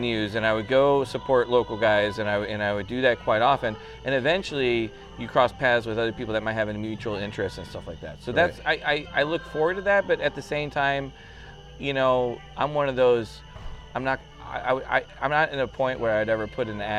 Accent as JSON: {"language": "English", "region": "Central Illinois", "country": "United States", "tie": "born or raised there", "moved": "as an adult", "lives_now": "Evansville, United States", "said": "I'm from Central Illinois. It's where I was born and raised"}